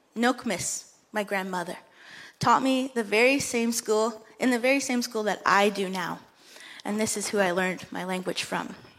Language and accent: English; Moose Deer Point, Ontario, Canada; I come from a small village, a reservation of about 400 people that is north of your church by six hours, called Moose Deer Point or Flat Rock